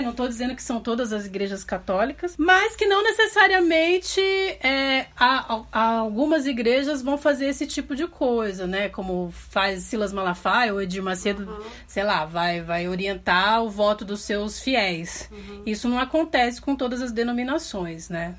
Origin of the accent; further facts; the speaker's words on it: Brazil; eu que sou da Zona Leste